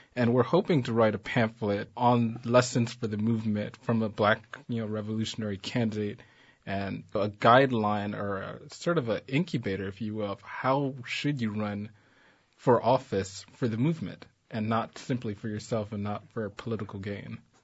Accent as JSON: {"language": "English", "town": "Los Angeles", "region": "California", "country": "United States", "tie": "born or raised there", "said": "I grew up in South Central."}